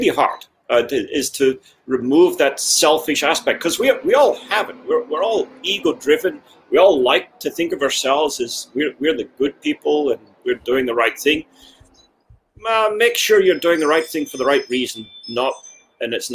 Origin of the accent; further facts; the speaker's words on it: Scotland, United Kingdom; also born or lived in United States; now in Kansas City, United States; I come from Scotland originally.